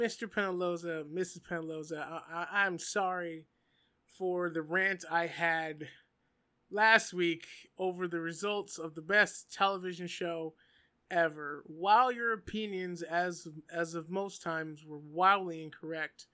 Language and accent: English; Canada; I'm from Canada